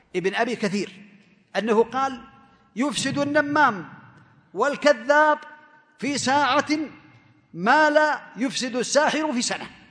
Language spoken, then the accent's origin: Arabic; Saudi Arabia; عندنا في المملكة العربية السعودية